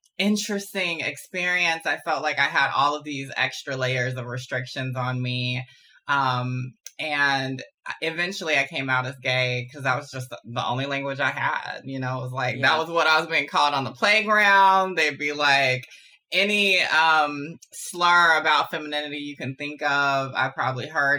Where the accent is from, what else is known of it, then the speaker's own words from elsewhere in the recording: Augusta, Georgia, United States; now in Brooklyn, United States; I grew up in Augusta, Georgia